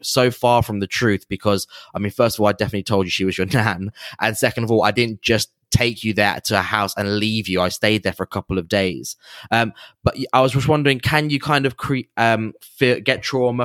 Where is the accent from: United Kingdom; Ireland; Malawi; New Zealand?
United Kingdom; England; I'm from England, lived in England my whole life